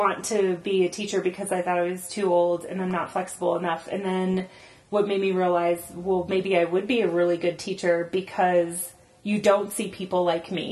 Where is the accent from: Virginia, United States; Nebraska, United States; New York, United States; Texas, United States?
Texas, United States; moved away as an adult; now in Denver, United States; growing up in Texas as a vegetarian